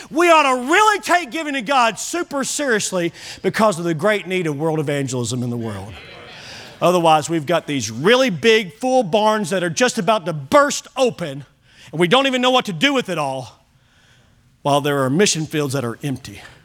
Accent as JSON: {"language": "English", "country": "United States"}